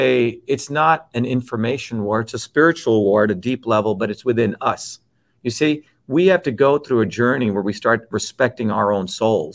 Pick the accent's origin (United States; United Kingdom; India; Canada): India; But see, I grew up in India where when I was a child, 4 years old, I went to get a little glass of water from who I thought my friend was.